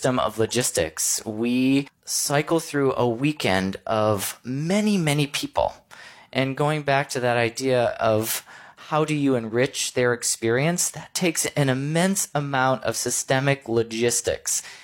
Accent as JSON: {"language": "English", "region": "Michigan", "country": "United States", "also_born_or_lived": "New York", "moved": "yes", "lives_now": "Missouri, United States", "said": "I'm from Michigan. I went to school in Missouri. I moved to New York, and now I'm back in Missouri"}